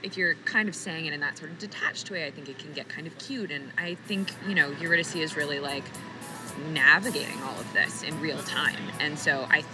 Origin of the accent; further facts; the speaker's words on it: South Florida, United States; I grew up in South Florida, and I took my first improv class at 12.